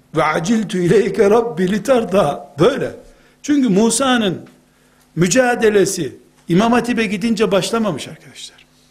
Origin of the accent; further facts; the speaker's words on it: Black Sea Region, Turkey; Bizim Karadeniz'de